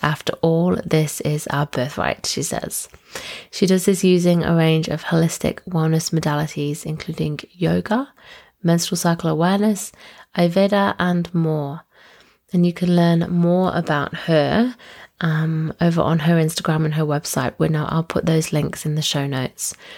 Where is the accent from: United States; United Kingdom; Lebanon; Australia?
United Kingdom; we actually grew up about half an hour away from each other in um, the UK